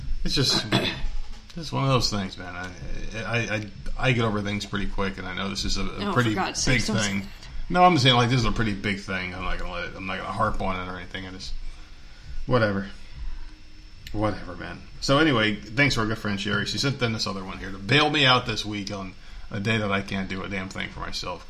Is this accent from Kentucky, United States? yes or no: no; New Jersey, United States; accent: Jersey; My fucking Jersey accent came out